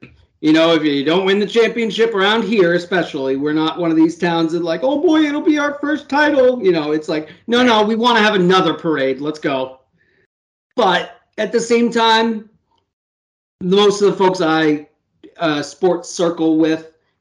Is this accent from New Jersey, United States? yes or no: no; Boston, Massachusetts, United States; I'm from Boston